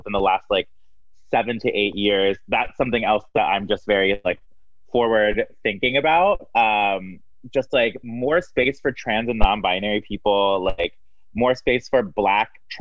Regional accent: Maryland, United States; moved away as an adult; also born or lived in Miami; now in Chicago, United States; I grew up in Maryland

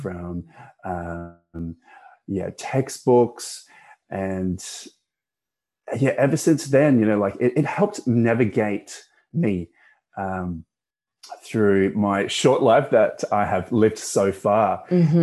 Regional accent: Perth, Western Australia, Australia; also born or lived in Malaysia; My family migrated to uh, Perth, Western Australia in 1991, which mm-hmm. is where I grew up

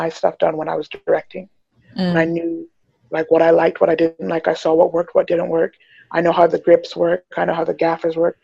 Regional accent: England, United Kingdom; now in Toronto, Canada; I was a child actor when I was young, and then I grew up in the theater scene. And then when I moved, so I was born in England, and so this was all in England. Then I moved to Toronto

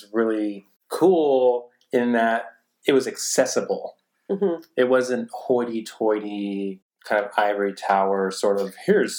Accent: Central Coast, Southern California, United States; we're both from Southern California.

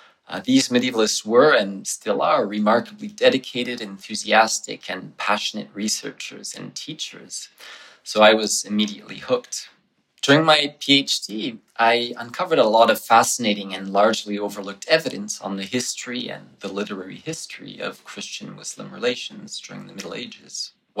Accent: Switzerland; also born or lived in Toronto, Canada; now in New Haven, United States; So I was born in Toronto, but my family moved to Switzerland when I was 5 for my father's work.

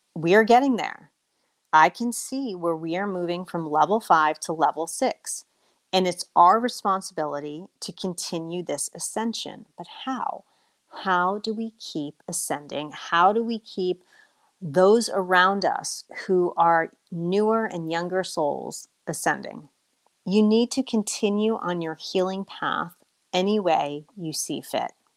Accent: United States; also born or lived in Colombia; being an American

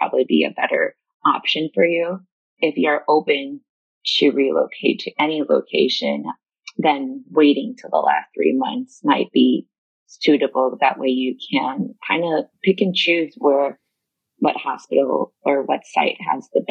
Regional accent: Chicago, Illinois, United States; moved away as an adult; now in New York City, United States; I was born in Chicago, so I've always been a city girl

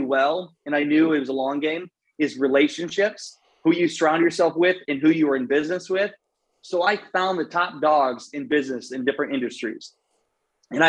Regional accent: Iowa, United States; now in St. Petersburg, United States; I'm from Iowa, grew up in the cornfields in Iowa

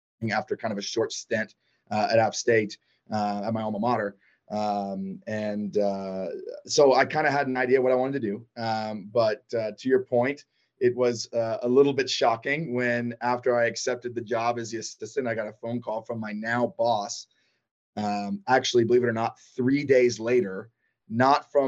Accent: Athens, Georgia, United States; I grew up in Athens, Georgia

